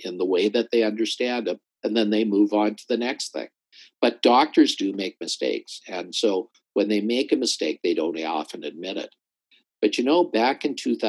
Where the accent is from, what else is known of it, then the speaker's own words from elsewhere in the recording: Calgary, Alberta, Canada; I grew up in Calgary